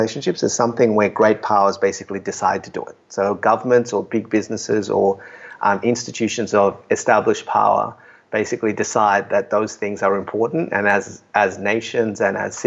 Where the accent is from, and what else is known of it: Australia; moved away